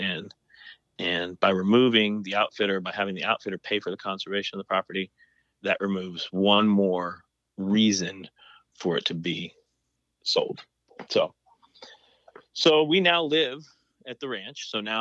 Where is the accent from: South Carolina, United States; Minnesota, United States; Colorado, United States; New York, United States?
Colorado, United States; now in Texas, United States; I grew up in Colorado